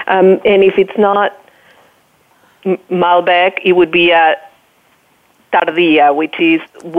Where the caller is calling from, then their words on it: San Francisco, California, United States; So I'm calling from San Francisco.